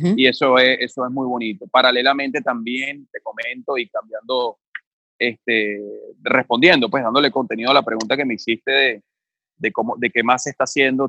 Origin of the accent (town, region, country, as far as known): Venezuela